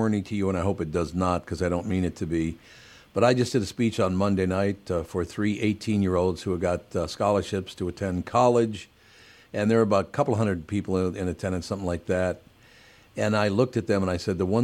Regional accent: Minnesota, United States; I was born in, Minnesota and I'm an American guy

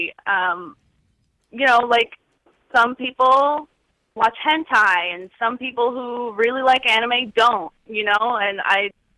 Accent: New Jersey, United States; now in South Carolina, United States; I grew up in New Jersey and I live in South Carolina now

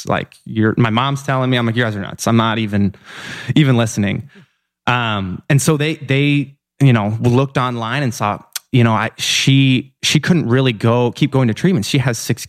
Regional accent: Iowa, United States; moved away; Iowa is where I'm born and raised

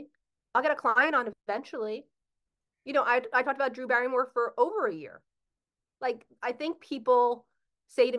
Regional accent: New Jersey, United States; I'm from Jersey

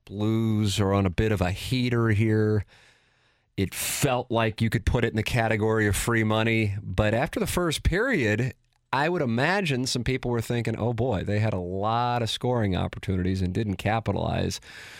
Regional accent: St. Louis, Missouri, United States; Jackson calls them patrons, but I'm from South City, so I call them fans.

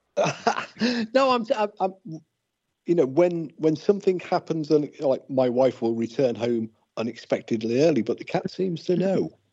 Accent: England, United Kingdom; now in Wales, United Kingdom; I'm not I'm not originally Welsh. I'm English

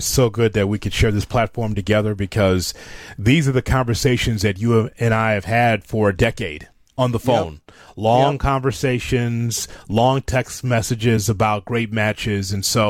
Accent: Chicago, Illinois, United States; I'm from Chicago, and I'm from AWA country, American Wrestling Association.

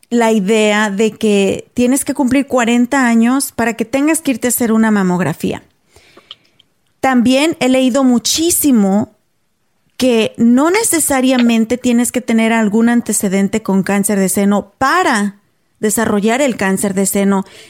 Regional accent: Mexico; moved away as an adult; now in United States; nosotras somos mexicanas

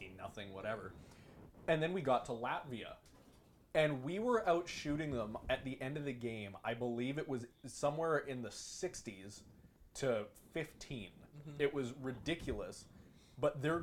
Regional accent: Canada; as a Canadian hockey fan

